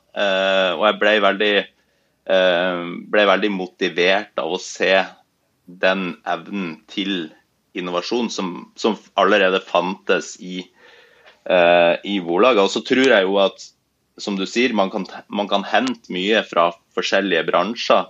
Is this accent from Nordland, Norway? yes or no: yes; Bodø, Nordland, Norway; now in Oslo, Norway; jeg er opprinnelig fra Bodø, som er en, en by nord i, i Norge